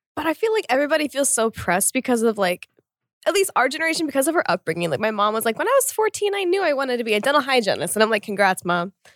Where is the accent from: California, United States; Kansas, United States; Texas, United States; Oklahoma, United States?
Oklahoma, United States; I'm from Oklahoma in the US actually